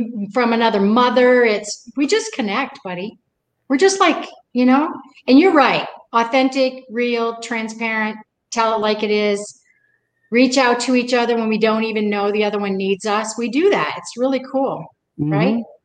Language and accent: English; New England, United States; I'm from New England